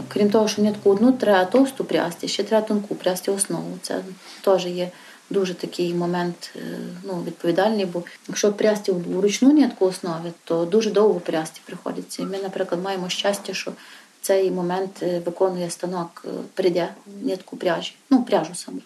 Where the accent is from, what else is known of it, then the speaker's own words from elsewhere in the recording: Yavoriv, Ivano-Frankivsk Oblast, Ukraine; я одна з місцевих таких корінних гуцулок